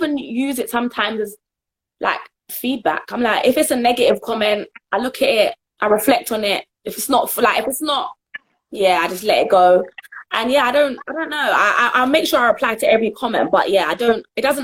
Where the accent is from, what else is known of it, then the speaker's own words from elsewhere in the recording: Jamaica; I'm Jamaican, as I was born in Jamaica